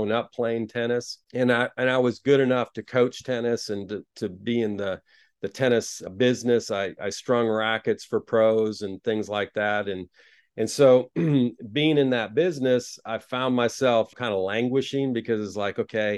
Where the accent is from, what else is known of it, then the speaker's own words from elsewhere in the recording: Taiwan; moved away; also born or lived in United States; I grew up in a different country. I was born in the United States, but went to Taiwan when I was 2 years old. Of course, Taiwan's a lot in the news a lot right now for various reasons, but that's where I grew up.